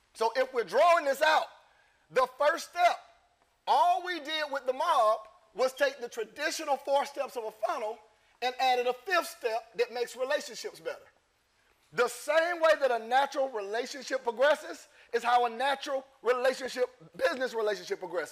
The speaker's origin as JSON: {"language": "English", "town": "Lynn Haven", "region": "Florida", "country": "United States", "said": "I'm from Florida. Lynn Haven to be exact"}